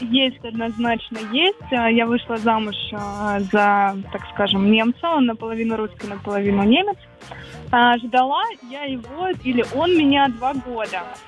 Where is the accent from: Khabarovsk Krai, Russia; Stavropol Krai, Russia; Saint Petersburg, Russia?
Stavropol Krai, Russia; Stavropol; Я живу, я из Ставрополя, это Кавказ